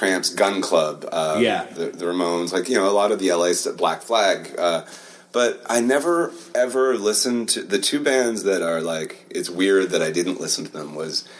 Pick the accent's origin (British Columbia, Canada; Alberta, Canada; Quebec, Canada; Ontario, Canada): Ontario, Canada; Aurora; also born or lived in Newmarket, Ontario; I grew up in Aurora and Newmarket.